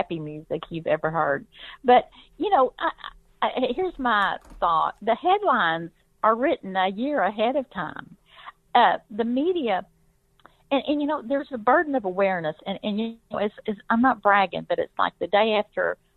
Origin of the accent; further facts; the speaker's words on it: Arkansas, United States; I grew up in Arkansas